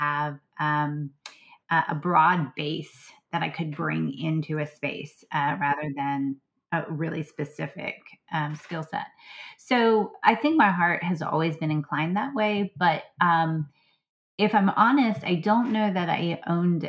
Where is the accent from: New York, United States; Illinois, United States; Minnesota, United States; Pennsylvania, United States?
Pennsylvania, United States; Southwest; also born or lived in Blue Ridge Mountains, Virginia; now in Virginia, United States; I grew up actually in Southwest Pennsylvania, which is also part of the broader Appalachian chain.